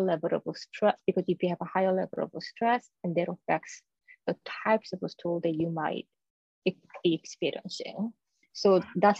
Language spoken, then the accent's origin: English; South Korea; moved away; I was born and raised in South Korea